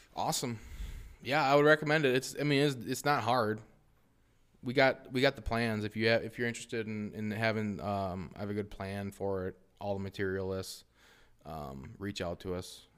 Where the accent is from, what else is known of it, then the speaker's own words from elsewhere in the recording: Wausau, Wisconsin, United States; I came from Wausau West